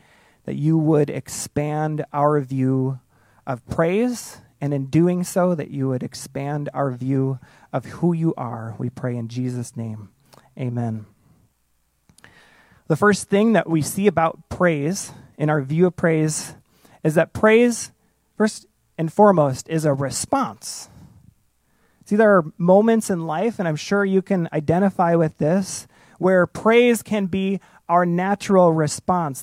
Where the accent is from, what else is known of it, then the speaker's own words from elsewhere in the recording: outside of Chicago, Illinois, United States; I grew up outside of Chicago